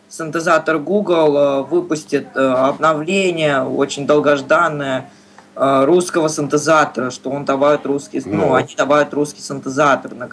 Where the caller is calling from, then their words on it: Moscow, Russia; Я из Москвы.